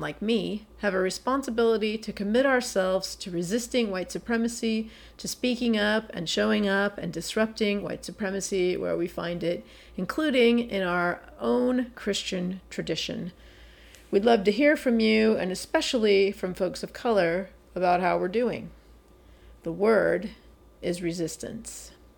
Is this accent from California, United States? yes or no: yes; San Francisco Bay Area, California, United States; I grew up in the San Francisco Bay Area and currently live in the city of Oakland